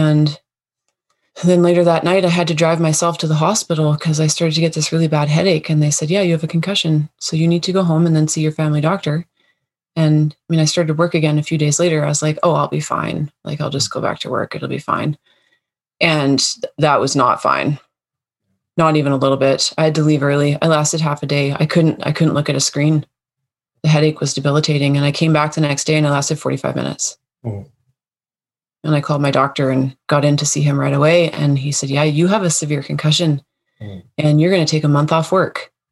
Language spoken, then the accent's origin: English; Coast Mountain Range, British Columbia, Canada; I grew up in the Coast Mountain Range of BC, British Columbia and Canada